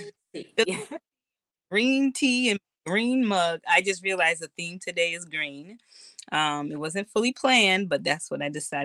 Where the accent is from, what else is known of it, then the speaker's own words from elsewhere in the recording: Boston, Massachusetts, United States; Born and raised in Boston, based in Boston currently